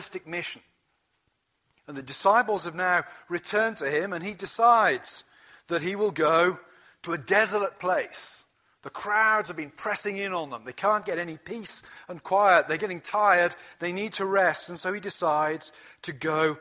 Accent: Gloucestershire, South West England, United Kingdom; now in United States; Where I grew up in Gloucestershire, in the west of England, it was a small town that was built on the wool trade

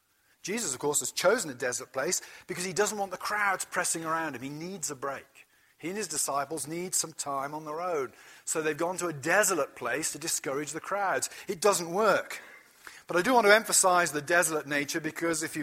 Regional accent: Gloucestershire, South West England, United Kingdom; now in United States; Where I grew up in Gloucestershire, in the west of England, it was a small town that was built on the wool trade

